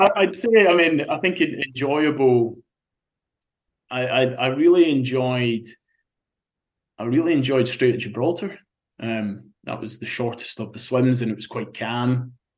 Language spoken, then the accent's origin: English; Scotland, United Kingdom; that was very special growing up there and and being being a Scotsman